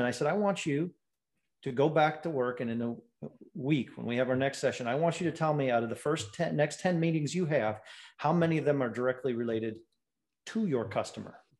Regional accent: Ann Arbor, Michigan, United States; moved away; I was born and raised in Ann Arbor.

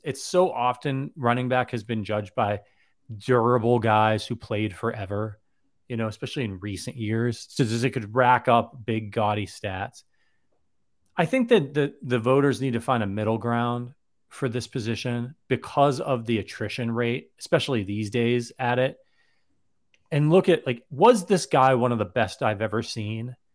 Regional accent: Northeast Ohio, United States; I'm from Northeast Ohio

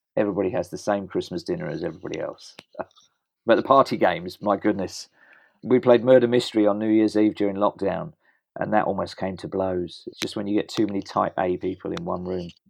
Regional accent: England, United Kingdom

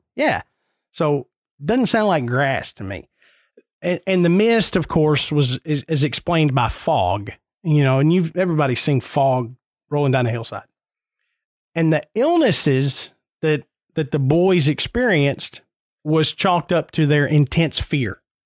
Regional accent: Nashville, Tennessee, United States; I am born and raised in Nashville. I grew up 10 minutes from downtown Nashville

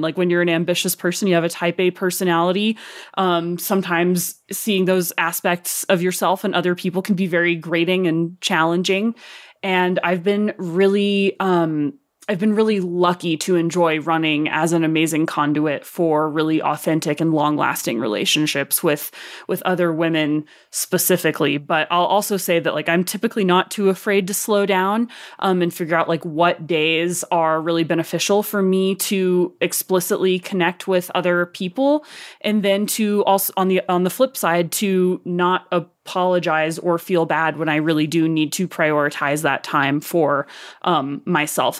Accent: Arkansas, United States; accent: Arkansas; my Arkansas accent

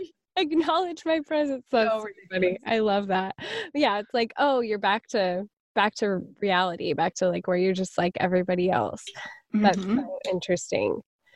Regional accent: United States; we are so American.

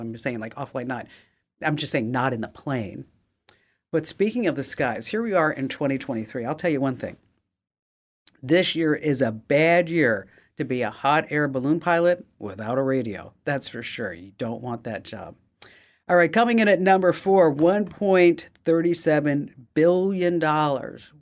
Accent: Arizona, United States; I'm from Arizona.

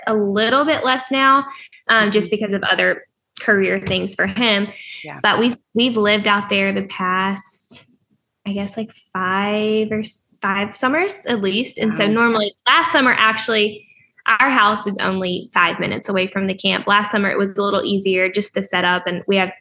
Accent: Delhi, Louisiana, United States; also born or lived in Virginia; I grew up in Delhi, Louisiana. It's like 3,000 people maybe

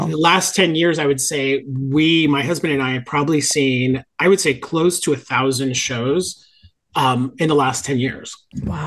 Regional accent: Hialeah, Florida, United States; also born or lived in Miami Beach; I grew up in Miami, born in Miami Beach, uh, raised in, in, a suburb of Miami called Hialeah

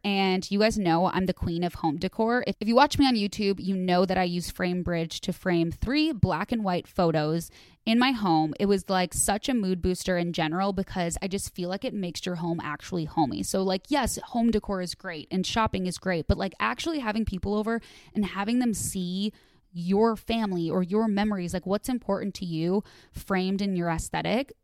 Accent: Midwest, United States; I'm from the Midwest

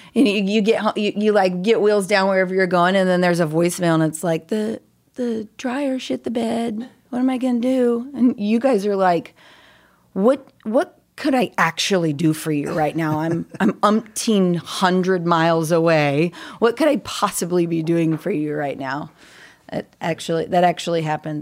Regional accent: Cool, California, United States; I'm uh, born and raised California

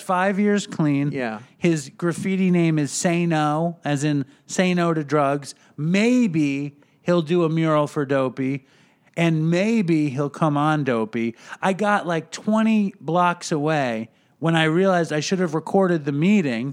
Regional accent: New York City, New York, United States; now in Long Island, United States; I grew up in Manhattan also

